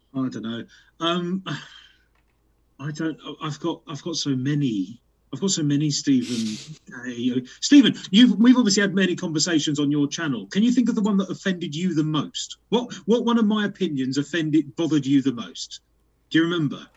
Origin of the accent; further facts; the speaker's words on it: United Kingdom; we're British